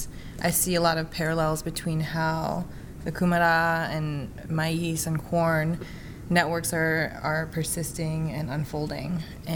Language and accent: English; Cattaraugus, Seneca Nation, New York, United States; I'm from the Seneca Nation, from the Cataragus.